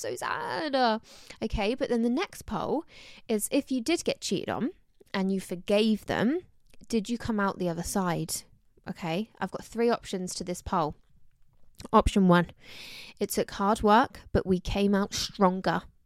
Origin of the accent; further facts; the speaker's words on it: Somerset, South West England, United Kingdom; accent: Somerset; my summer sack accent's really coming out recently